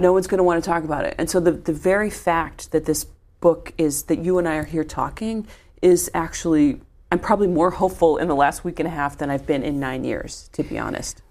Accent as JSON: {"language": "English", "region": "Midwest", "country": "United States", "said": "I'm a Midwesterner"}